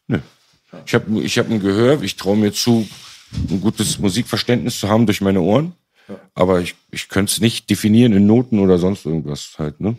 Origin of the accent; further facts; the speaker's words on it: Berlin, Germany; als auch Berliner, aber nicht einer von denen